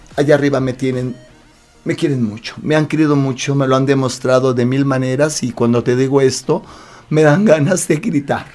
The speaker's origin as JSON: {"language": "Spanish", "country": "Mexico", "tie": "born or raised there", "also_born_or_lived": "Mexico City / Mexican provinces", "said": "yo recuerdo que muy chavito vine a México, aunque nací aquí en México, viví mucho tiempo en provincia"}